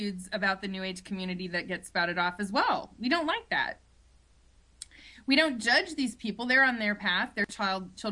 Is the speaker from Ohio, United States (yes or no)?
yes; Ohio, United States; moved away; also born or lived in Ann Arbor, Michigan / New York City; I grew up in Ohio, we don't talk like that.